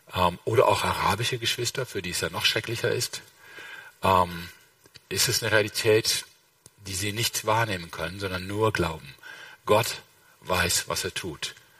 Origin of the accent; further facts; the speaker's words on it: Rhineland, Germany; ich bin Rheinländer